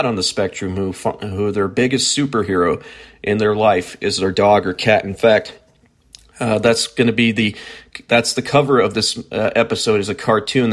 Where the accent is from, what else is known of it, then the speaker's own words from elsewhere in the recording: near Prinsburg, near Willmar, Minnesota, United States; growing up on a farm near Princeburg, near Wilmer, Minnesota.